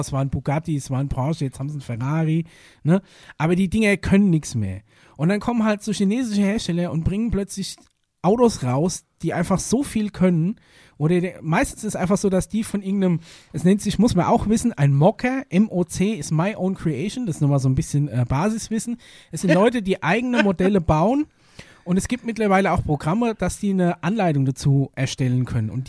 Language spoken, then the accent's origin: German; North Rhine-Westphalia, Germany; ja, das ist nur meine Meinung und ich komme aus dem Pott, da redet mir so.